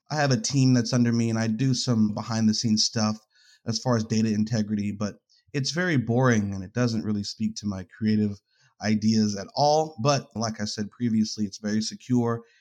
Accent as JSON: {"language": "English", "region": "New York", "country": "United States", "lives_now": "Greensboro, United States", "said": "I am from North Carolina, but from New York originally. Moved around, I guess, like the the East Coast all the way down to Atlanta at one point, but then found myself and my family in North Carolina."}